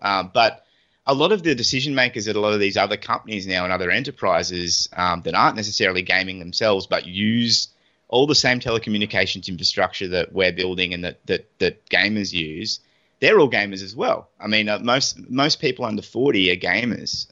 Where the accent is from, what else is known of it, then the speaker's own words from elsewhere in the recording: Australia; us Aussies